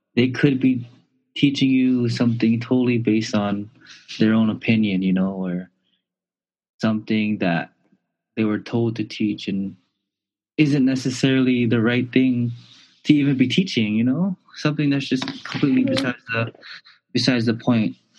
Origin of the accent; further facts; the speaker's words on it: Honolulu, Hawaii, United States; moved away; also born or lived in Puerto Rico; I was born and raised in Kalihi Valley